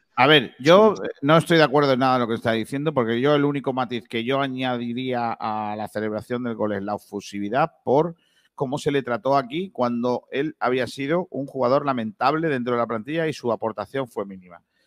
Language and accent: Spanish; Rincón de la Victoria, Andalusia, Spain